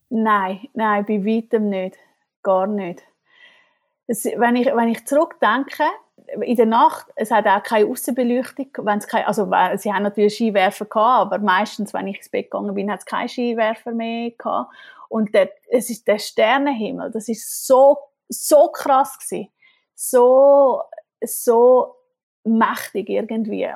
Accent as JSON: {"language": "German", "country": "Switzerland", "moved": "as an adult", "lives_now": "Germany", "said": "als Schweizerin bin ich ein kleine Exotin"}